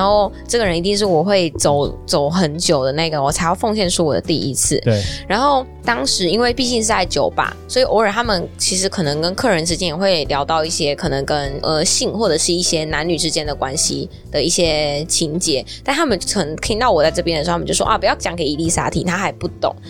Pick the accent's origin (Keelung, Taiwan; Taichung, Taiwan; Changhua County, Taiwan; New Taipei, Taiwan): Taichung, Taiwan; moved away as an adult; now in Taipei, Taiwan; 我是台中人嘛，然后我上来台北来念大学